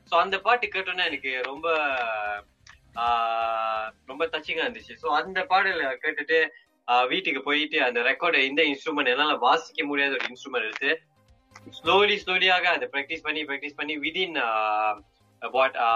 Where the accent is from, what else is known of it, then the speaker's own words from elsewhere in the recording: Kajang, Selangor, Malaysia; நான் பிறந்து வளர்ந்தது எல்லாமே காஜாங்ல